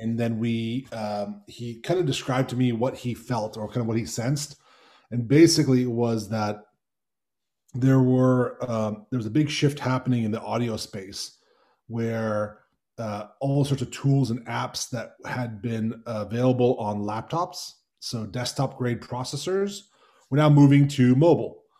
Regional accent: United States; my family's Hungarian. I, um, I'm, I'm American

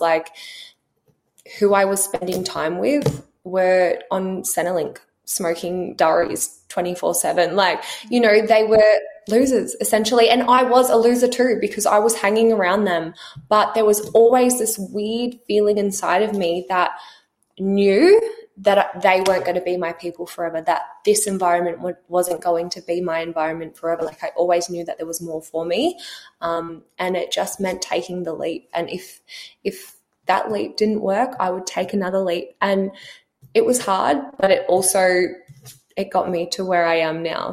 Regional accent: Australia; also born or lived in New Zealand; we grew up in New Zealand. Um, when I was 10, we moved to Australia to a really small country town where we um, mum and dad bought a dairy farm, so we grew up on 400 acres close to the beach.

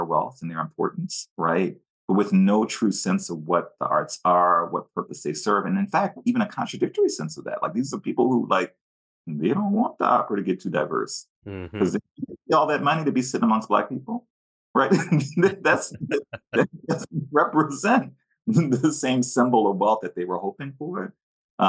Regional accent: New Orleans, Louisiana, United States; moved away as an adult; also born or lived in Washington, D.C.; now in West Coast, United States; I grew up in New Orleans

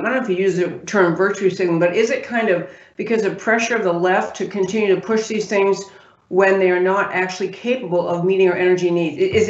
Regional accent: New York, United States; also born or lived in California; now in Dallas, United States; I grew up in New York and I lived in California many years, practiced law there

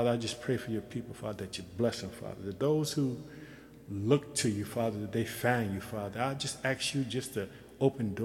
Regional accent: Chicago, Illinois, United States; moved away as an adult; also born or lived in Yokosuka, Japan; I'm from Chicago

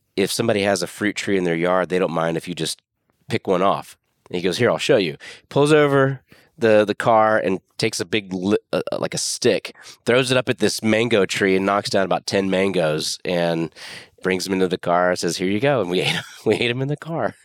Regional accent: Pensacola, Florida, United States; moved away as an adult; also born or lived in Austin, Texas / New York / Dallas, Texas; I live in my hometown

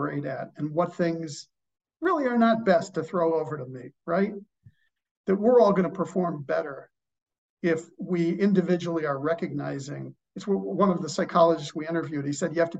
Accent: Chicago, Illinois, United States; I am from Chicago

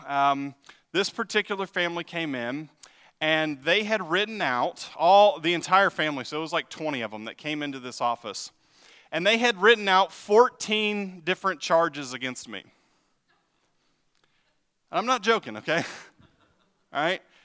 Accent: Texas, United States; now in Ottawa, United States; I'm from Texas

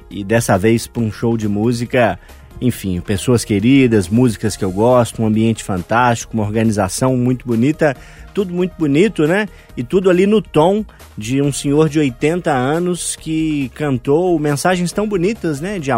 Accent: Minas Gerais, Brazil; born there; parte muito bonita para nós, nascidos aqui em Minas, orgulhosos que somos do nosso estado, né?

